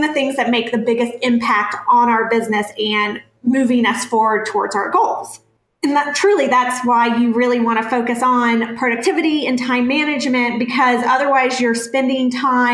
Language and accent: English; North Carolina, United States; moved away as an adult; now in San Diego, United States; And we've been in California for a little over 3 years now, but I'm originally from North Carolina